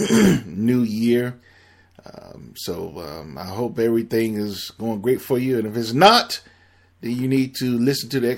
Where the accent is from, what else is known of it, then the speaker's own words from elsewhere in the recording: Miami, Florida, United States; I'm born and raised in Miami